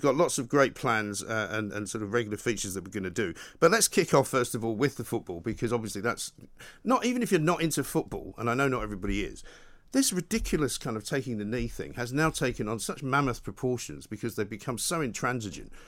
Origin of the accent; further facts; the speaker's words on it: London, United Kingdom; Being born in London, having Scottish parents